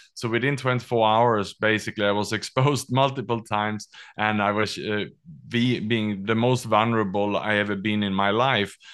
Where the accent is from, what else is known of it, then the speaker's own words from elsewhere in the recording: Sweden; also born or lived in Australia / Southeast Asia; now in Singapore; I was born in Sweden, educated in Australia, and then I lived and worked the last twenty years in Southeast Asia